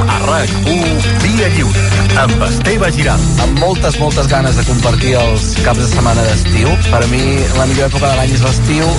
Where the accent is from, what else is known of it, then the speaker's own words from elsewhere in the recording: Mollet del Vallès, Catalonia, Spain; jo em vaig criar a Mollet del Vallès